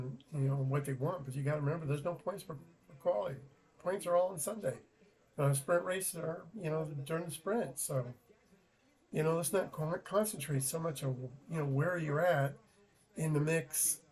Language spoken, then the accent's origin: English; Arizona, United States; we're from Arizona, so we're not used to humidity